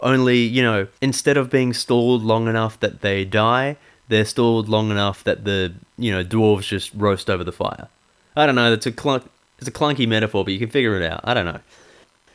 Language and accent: English; Ireland; as an Irish person